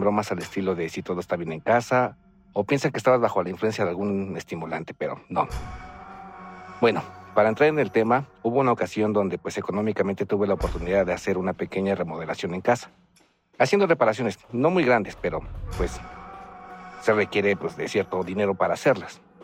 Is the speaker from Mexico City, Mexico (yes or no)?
yes; Mexico City, Mexico; soy originario de la Ciudad de México